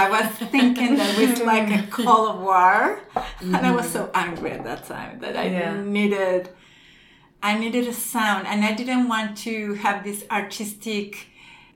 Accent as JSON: {"language": "English", "country": "Mexico", "said": "in Mexico, we kind of have the opposite. We have a really good transportation system"}